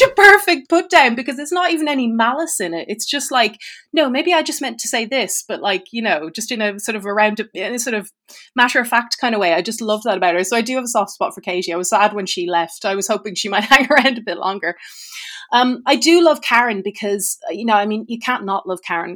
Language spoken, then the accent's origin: English; Ireland; As an Irish person